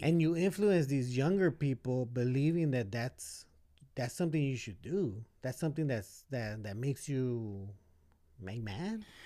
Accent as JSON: {"language": "English", "town": "Los Angeles", "region": "California", "country": "United States", "tie": "born or raised there", "also_born_or_lived": "Boyle Heights, Los Angeles", "said": "majority of my life, I was growing up in East"}